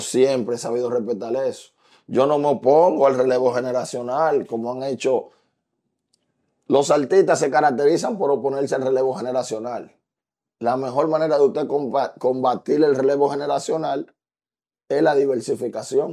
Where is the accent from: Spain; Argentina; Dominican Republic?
Dominican Republic; el patriotismo que nosotros tenemos como dominicanos